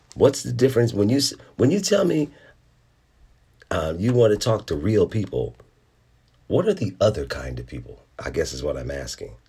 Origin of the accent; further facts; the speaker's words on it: Philadelphia, Pennsylvania, United States; I grew up in Philadelphia